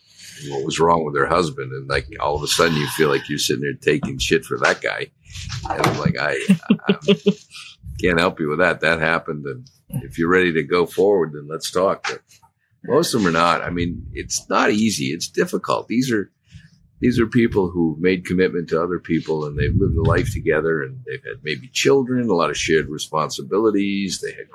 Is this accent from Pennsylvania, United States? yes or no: no; Maine, United States; Yeah, just a kind of a country boy from Maine.